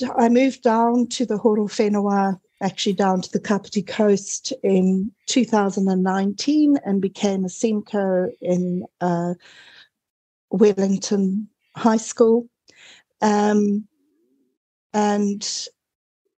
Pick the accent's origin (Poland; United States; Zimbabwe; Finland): Zimbabwe; moved away as an adult; also born or lived in Cape Town, South Africa / United Kingdom; now in New Zealand; you might detect a small accent here. I was actually born in Zimbabwe during the War of Independence